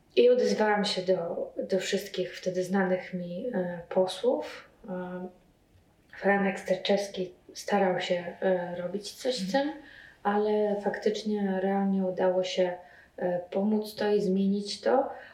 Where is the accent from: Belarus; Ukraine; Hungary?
Belarus; now in Poland; ja jestem e, z Białorusi